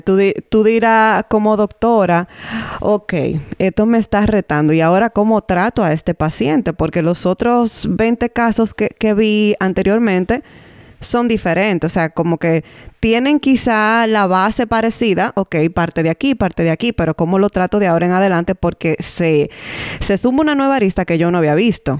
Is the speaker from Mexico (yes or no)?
no; Dominican Republic; now in Canada; Somos dos dominicanas en Canadá que compartimos nuestra experiencia como madres